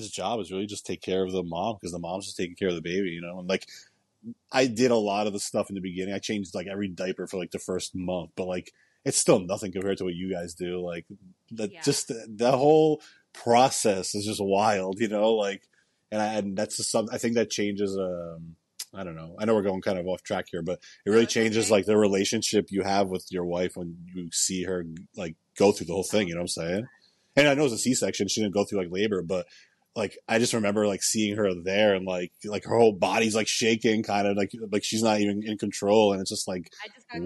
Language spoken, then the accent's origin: English; New Jersey, United States; moved away as an adult; now in Florida, United States; I was born and raised in New Jersey, so they're all still there. And I've been in Florida for 10 years now.